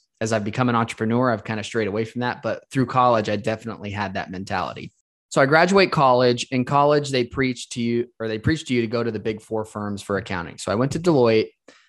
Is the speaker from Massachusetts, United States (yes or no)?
no; Las Vegas, Nevada, United States; I was born and raised in Las Vegas.